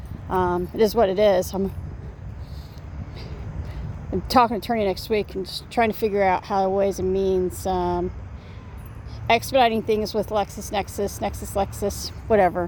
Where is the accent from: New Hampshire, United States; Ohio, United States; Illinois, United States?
Ohio, United States; now in Indiana, United States; I'm going to start reaching out to my Ohio folks, since I'm from Ohio